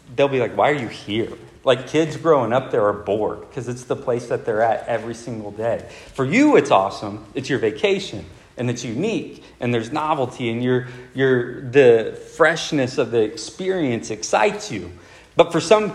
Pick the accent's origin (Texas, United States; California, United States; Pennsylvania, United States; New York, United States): Texas, United States; Del Rio; a large portion of my childhood was without a movie theater. It's, like, very isolated.